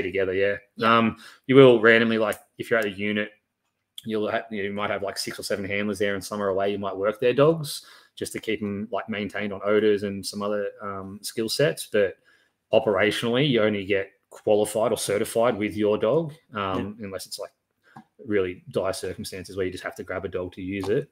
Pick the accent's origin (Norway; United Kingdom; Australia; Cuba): Australia; Lithgow, New South Wales; also born or lived in Rydal / Sydney; I was born in Lithgow, over in the Blue Mountains. I spent all my childhood there, pretty much up until um, 2000, when uh, my mother remarried. I moved to Sydney, and then spent probably about seven years in Sydney